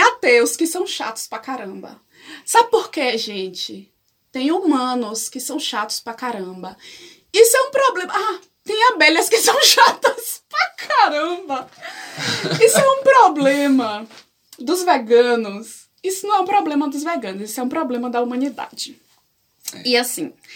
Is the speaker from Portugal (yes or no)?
no; Salvador, Bahia, Brazil; Eu sou soteropolitana. Para quem não sabe o que isso significa, é pessoa que nasceu em Salvador, Bahia